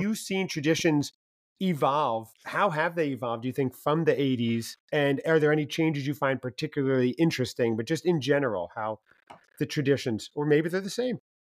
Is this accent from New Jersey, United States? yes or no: yes; New Jersey, United States; now in North Carolina, United States; I'm in North Carolina right now, mm-hmm. although I grew up in New Jersey